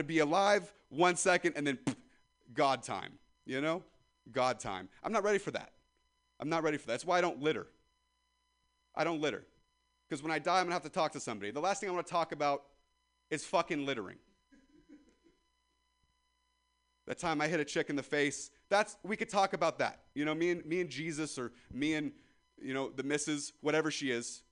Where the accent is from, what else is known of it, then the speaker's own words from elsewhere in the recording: Ripon, California, United States; I'm from Ripon, California.